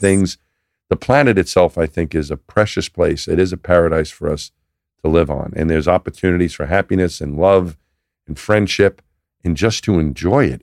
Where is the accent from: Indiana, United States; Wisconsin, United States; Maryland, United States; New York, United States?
New York, United States; moved away as an adult; I'm from New York. That's where I'm from.